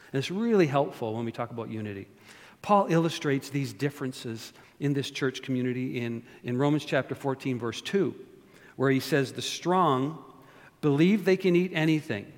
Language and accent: English; Canada; now in United States; I'm not only born and raised in Canada, but I'm a citizen of the United States of America.